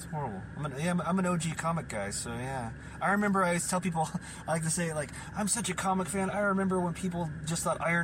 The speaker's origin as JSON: {"language": "English", "town": "Portland", "region": "Oregon", "country": "United States", "tie": "born or raised there", "also_born_or_lived": "Los Angeles, California", "moved": "as an adult", "said": "I was born and raised in Portland, Oregon, here, and where we're located now at the studio"}